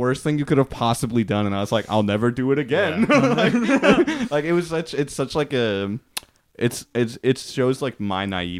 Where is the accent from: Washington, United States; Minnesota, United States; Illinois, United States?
Washington, United States; Tacoma; Tacoma, man.